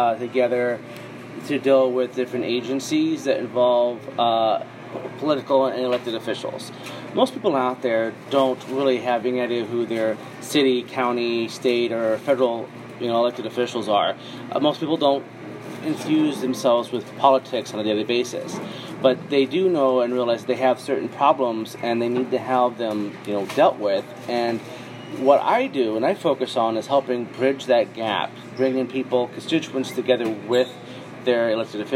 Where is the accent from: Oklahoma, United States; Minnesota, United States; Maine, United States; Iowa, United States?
Iowa, United States; I grew up mostly here in Iowa